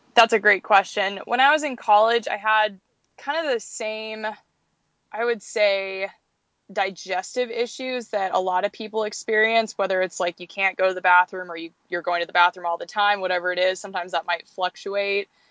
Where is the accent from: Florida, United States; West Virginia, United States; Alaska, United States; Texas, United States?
Alaska, United States; Anchorage; near Anchorage. So this place where we live now